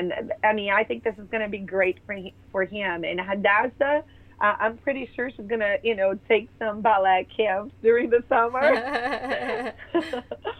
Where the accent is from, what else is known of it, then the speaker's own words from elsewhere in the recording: Brazil; moved away; We grew up in Brazil